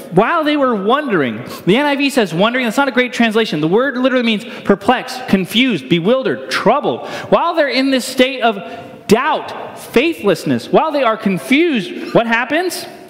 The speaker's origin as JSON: {"language": "English", "region": "Northeast", "country": "United States", "tie": "born or raised there", "moved": "yes", "said": "I grew up in the Northeast"}